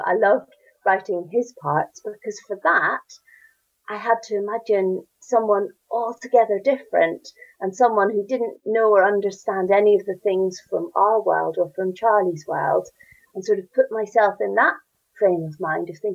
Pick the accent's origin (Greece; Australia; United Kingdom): United Kingdom; Northern Ireland; accent: Northern Irish; you can hear from my accent, I'm Northern Irish and I grew up in Northern Ireland